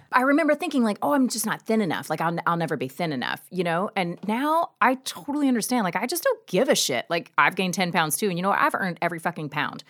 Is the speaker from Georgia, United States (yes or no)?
yes; Georgia, United States; moved away; I am from Georgia